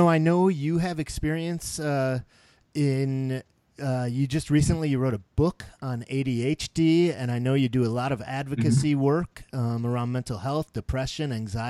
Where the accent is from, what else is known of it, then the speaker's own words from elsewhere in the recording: Minneapolis–Saint Paul, Minnesota, United States; I'm from Minnesota, the Twin Cities, so it's in my blood as well.